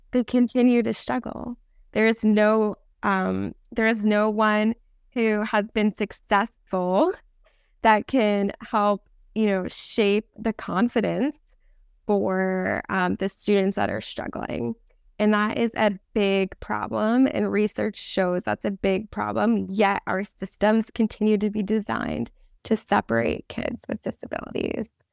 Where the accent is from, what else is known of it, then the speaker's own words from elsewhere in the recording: New Jersey, United States; moved away as an adult; now in Los Angeles, United States; when I was growing up in New Jersey, I was in classes